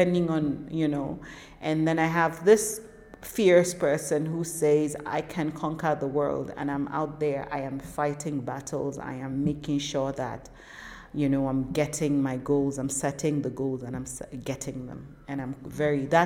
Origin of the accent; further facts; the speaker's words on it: Northern Nigeria, Nigeria; I'm a Muslim Northern Nigerian woman